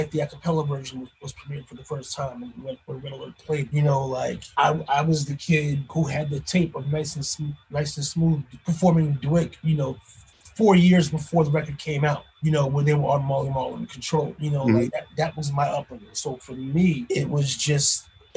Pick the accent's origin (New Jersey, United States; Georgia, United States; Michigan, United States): New Jersey, United States; Paterson; born or raised there